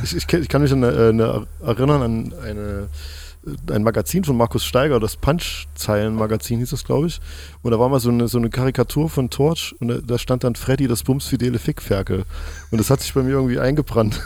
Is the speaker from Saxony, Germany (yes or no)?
yes; Chemnitz, Saxony, Germany; Jetzt sitze ich hier als Chemnitzer